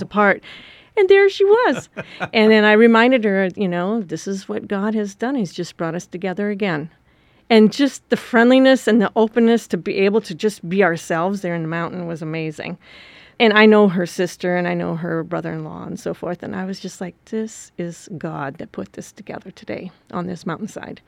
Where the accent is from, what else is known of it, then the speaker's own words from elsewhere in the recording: Wisconsin, United States; moved away; I grew up in Wisconsin on a farm